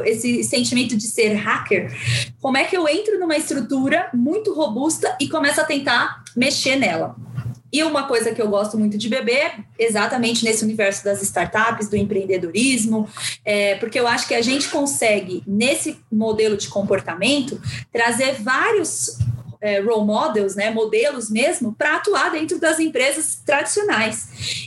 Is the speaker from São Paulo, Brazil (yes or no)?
yes; São Paulo, Brazil; also born or lived in Guarulhos, Brazil; eu sou de uma da periferia de São Paulo. Na verdade, eu nasci no Pimentas, que é lá em Guarulhos. Depois, com os nove anos, eu vim para São Paulo